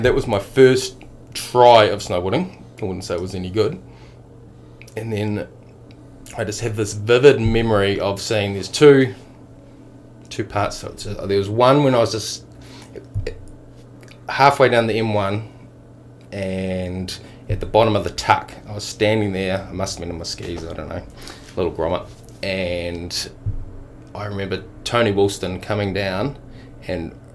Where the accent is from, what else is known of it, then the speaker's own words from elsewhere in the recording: Queenstown, Otago, New Zealand; also born or lived in Dunedin / Rangiora / Christchurch; now in Wanaka, New Zealand; I'm from Wanaka now, but I was born in Dunedin. And we lived there until I was five, and then we moved to Rangiora in Christchurch for a couple of years, and then moved to Queenie when I was around 86.